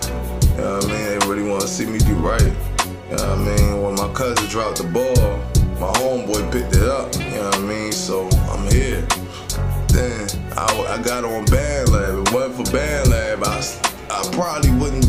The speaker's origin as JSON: {"language": "English", "town": "Baltimore", "region": "Maryland", "country": "United States", "tie": "born or raised there", "also_born_or_lived": "Annapolis, Maryland", "said": "I grew up on the east side of Baltimore, though. I've been here since 95, G"}